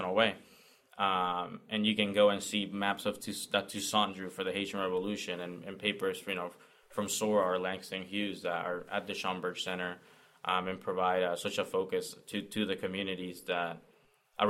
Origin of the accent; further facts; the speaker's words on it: Puerto Rico; moved away; being born and raised in Puerto Rico